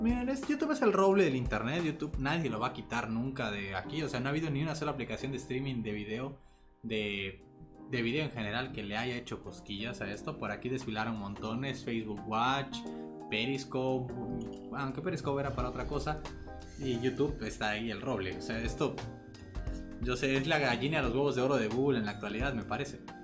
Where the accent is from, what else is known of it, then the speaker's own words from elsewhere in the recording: Mexico; nosotros somos de México